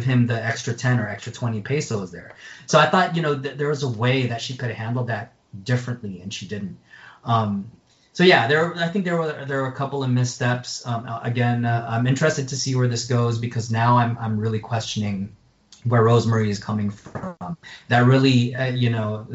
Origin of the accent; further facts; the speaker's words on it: United States; I'm American. I stick out even in my home country of the Philippines